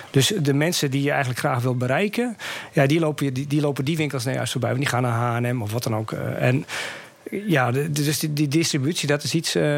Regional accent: Groningen, Netherlands; also born or lived in Friesland; ik kom uit Groningen

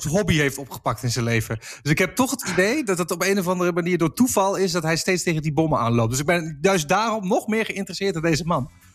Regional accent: Enschede, Overijssel, Netherlands; moved away; ik kom uit Enschede

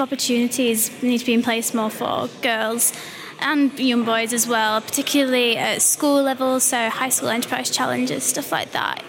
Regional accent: Yorkshire and the Humber, United Kingdom; I'm from Yorkshire

